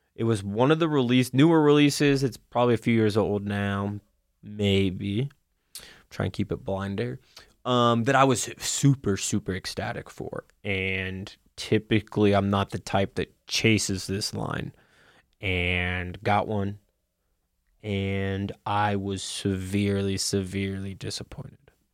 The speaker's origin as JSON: {"language": "English", "region": "Kentucky", "country": "United States", "tie": "born or raised there", "said": "growing up in Kentucky"}